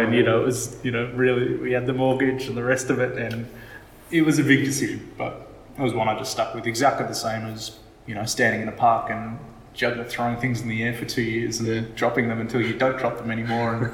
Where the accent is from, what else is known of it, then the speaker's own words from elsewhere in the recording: Australia; I'm Australian